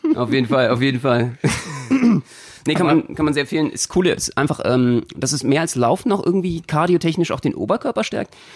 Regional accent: Berlin, Germany; als Berliner

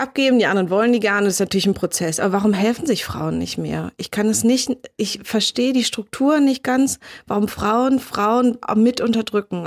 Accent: Berlin, Germany; Für mich als Berlinerin

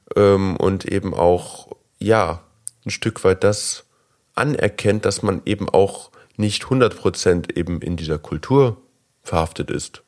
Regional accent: Germany; als äh, typischer Deutscher

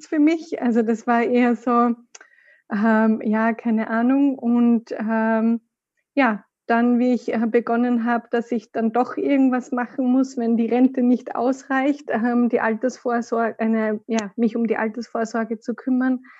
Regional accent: Austria; now in Munich, Germany; Ich komme ursprünglich aus Österreich. Man wird es wahrscheinlich hin und wieder ein bisschen hören. Man kann es nicht ganz verstecken. Bin jetzt aber seit äh, zweieinhalb Jahren in München

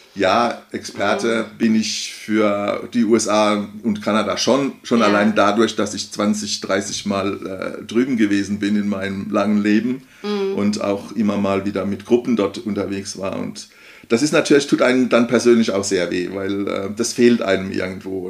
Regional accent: Odenwald, Hesse, Germany; ich komme aus dem Bodenwald

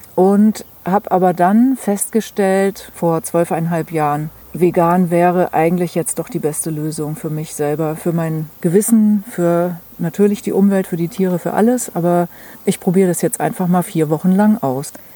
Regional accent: Hesse, Germany; moved away as an adult; also born or lived in Hamburg / Mecklenburg; now in Mecklenburg-Vorpommern, Germany; ursprünglich komme ich aus Hessen

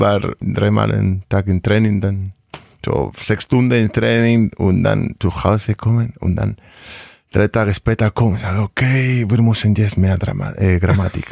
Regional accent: Vitoria-Gasteiz, Basque Country, Spain; German is a second language; moved away as an adult; also born or lived in Rioja; now in Hanover, Germany; ich bin aus Vitoria.

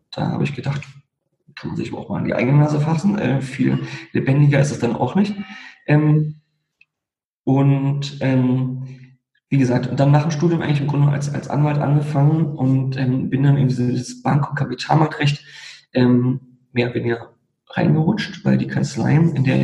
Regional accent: Berlin, Germany; aufgewachsen, geboren in Berlin, aufgewachsen in Berlin ähm, und letztendlich auch ähm, nie lange weg gewesen

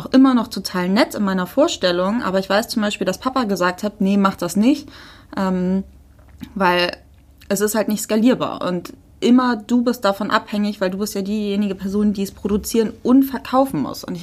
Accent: Hamburg, Germany; Wenn wir übrigens so Muddis sagen, das ist nicht abhellig gemeint, wir kommen halt aus Hamburg, da sagt man das so. Ich bin auch Muddi.

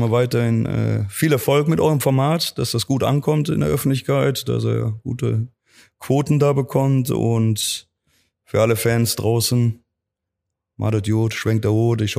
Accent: Cologne, North Rhine-Westphalia, Germany; Ich bin eine Kölsche Junge, ich wohne Klar. hier in Köln, egal wo ich Trainer bin, ob jetzt Saarbrücken, Roster, Cottbus. Also meine Heimat wird immer Köln bleiben.

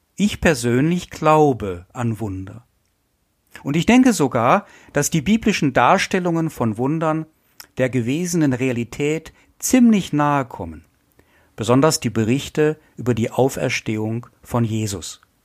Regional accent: Essen, North Rhine-Westphalia, Germany; Ich komme ja aus Essen, aus dem Ruhrgebiet

